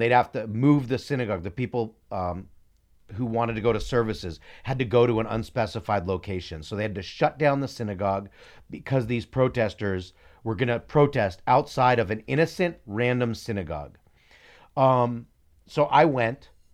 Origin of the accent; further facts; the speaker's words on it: United States; I'm American first. I'm not Israeli first.